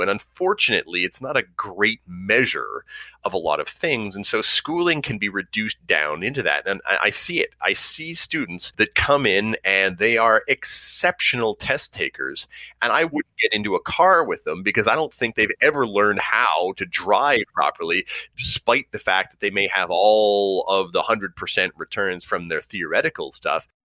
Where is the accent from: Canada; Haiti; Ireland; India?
Canada; Montreal, Quebec; I grew up on the West Island.